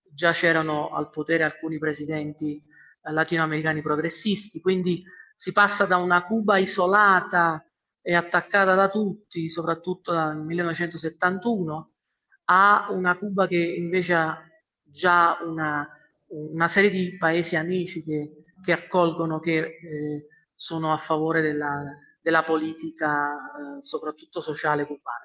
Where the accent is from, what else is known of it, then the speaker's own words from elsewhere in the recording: Naples, Campania, Italy; now in Quito, Ecuador; come napoletano